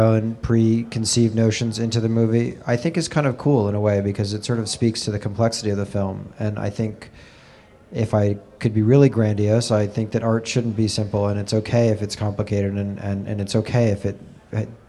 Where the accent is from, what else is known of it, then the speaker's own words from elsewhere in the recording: New York, United States; I'm a New Yorker and born here and raised here